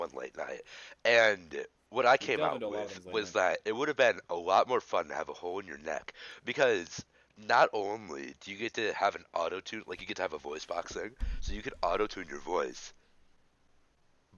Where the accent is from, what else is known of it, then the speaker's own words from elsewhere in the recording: Wisconsin, United States; I am from Wisconsin.